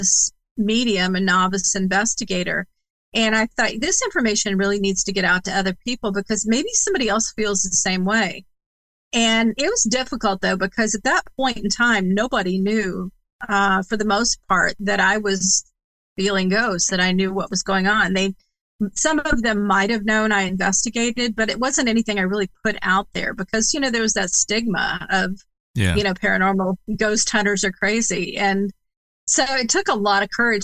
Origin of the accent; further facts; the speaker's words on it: Indiana, United States; also born or lived in Massachusetts; bringing me from Massachusetts to Indiana, which is my home state